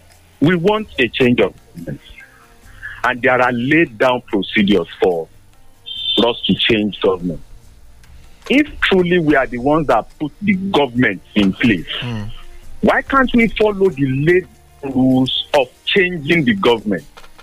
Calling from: Abeokuta, Ogun State, Nigeria; I'm calling from Abeokuta this morning.

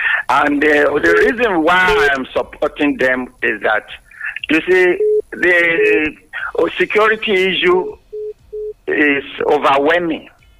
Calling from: Yaba, Lagos, Nigeria; Engineer … from Yaba speaking.

